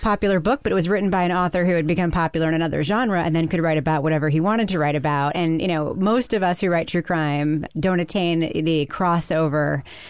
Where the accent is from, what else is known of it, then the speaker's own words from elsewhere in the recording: Long Island, New York, United States; I grew up on Long Island